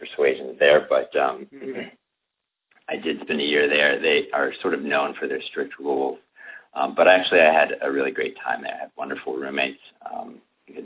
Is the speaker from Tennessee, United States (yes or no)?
yes; Chattanooga, Tennessee, United States; I grew up in Tennessee, in the Chattanooga area for the most part